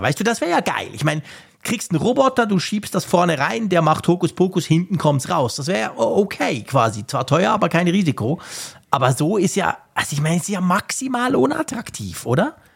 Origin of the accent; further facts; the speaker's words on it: Switzerland; als Schweizer